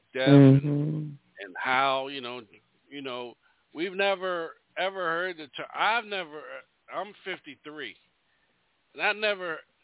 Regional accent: Maryland, United States; I'm from Maryland

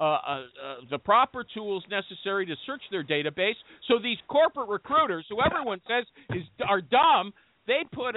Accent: Canada; I'm Canadian

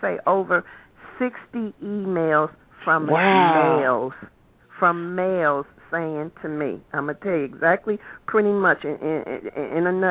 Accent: Chicago, Illinois, United States; I'm from Chicago, born and raised in Chicago

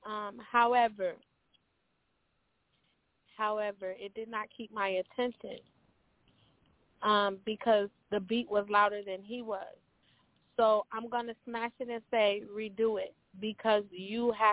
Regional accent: Cleveland, Ohio, United States; I'm from Cleveland

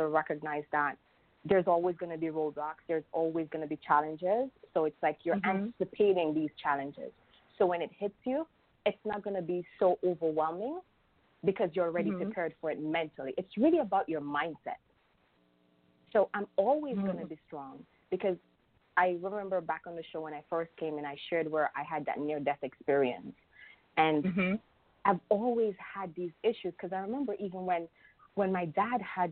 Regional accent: Jamaica; I'm from Jamaica

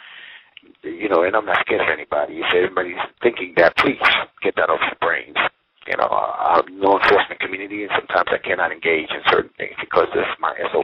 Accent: United States; I'm American

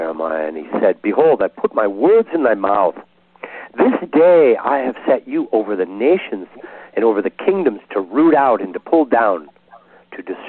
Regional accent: Southern California, United States; I'm from Southern California

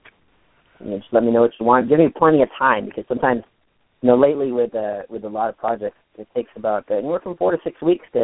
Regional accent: San Diego, California, United States; here in my hometown in San Diego, California

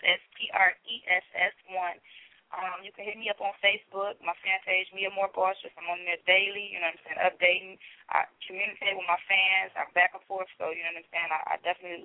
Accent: Rockford, Illinois, United States; I'm not actually from Chicago. I'm from Rockford

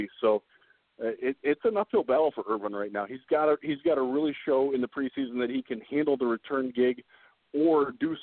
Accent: Northeast Ohio, United States; Growing up in Northeast Ohio in the 80s

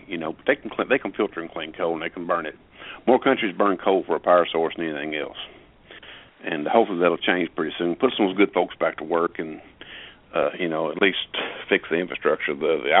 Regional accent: Eastern Kentucky, United States; When I was growing up in Eastern Kentucky

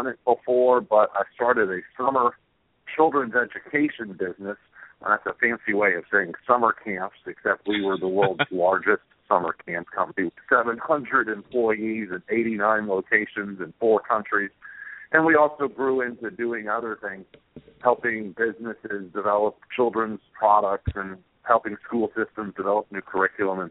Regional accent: Atlanta, Georgia, United States; I'm from Atlanta, Georgia

